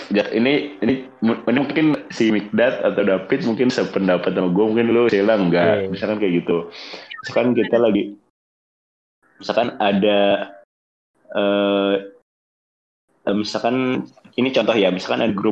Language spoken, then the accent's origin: Indonesian; Bogor, West Java, Indonesia; gue nih orang Bogor tuh ngomongnya tuh gua lu cuman ada campuran Sunda-Sundanya gitu.